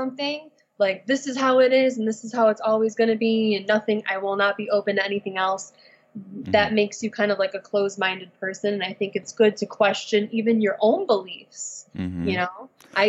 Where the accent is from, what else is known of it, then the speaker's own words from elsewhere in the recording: Detroit, Michigan, United States; moved away as an adult; now in San Diego, United States; I am from Michigan.